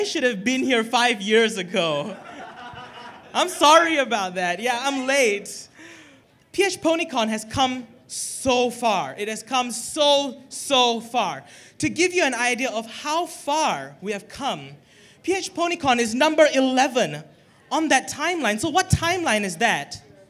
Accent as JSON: {"language": "English", "region": "Kuala Lumpur", "country": "Malaysia", "said": "I'm from Kuala Lumpur, Malaysia."}